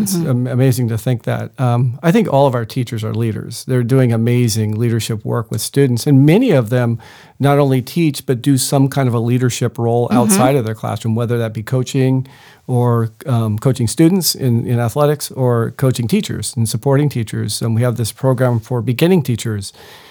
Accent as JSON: {"language": "English", "town": "Rancho Bernardo", "region": "California", "country": "United States", "tie": "born or raised there", "said": "I grew up in Rancho Bernardo, so local, and went into education because my father's an educator, my mother's an educator, my sister, my brother."}